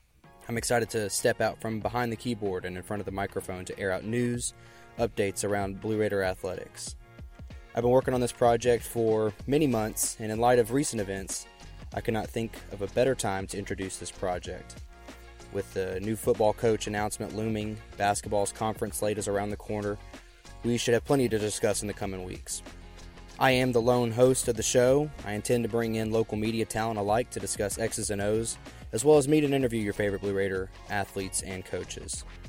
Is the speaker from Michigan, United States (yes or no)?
no; Rockvale, Tennessee, United States; I was born and raised in Rockville, Tennessee, just down the road. I attended Eagleville High School, and then I went to Motlow State for my associates, and then finally got my bachelor's at Middle Tennessee.